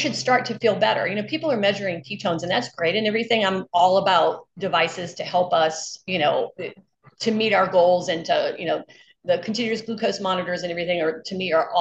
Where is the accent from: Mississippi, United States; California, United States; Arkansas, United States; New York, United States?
Mississippi, United States; I'm from Mississippi, where we have 9-year-old type 2 diabetics with hypertension